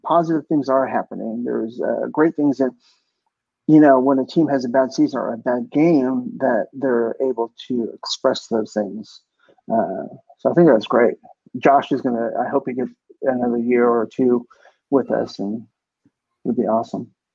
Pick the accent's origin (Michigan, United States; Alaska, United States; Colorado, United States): Alaska, United States; also born or lived in Seattle, Washington; I grew up in Alaska. And I was born in Washington